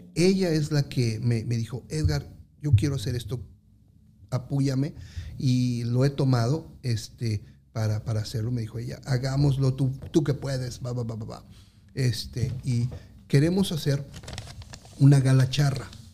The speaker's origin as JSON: {"language": "Spanish", "country": "Mexico", "moved": "as an adult", "said": "los que somos mexicanos"}